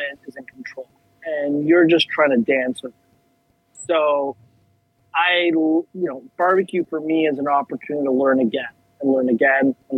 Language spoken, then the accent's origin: English; Toronto, Ontario, Canada; moved away as an adult; now in South Florida, United States; born and raised in Toronto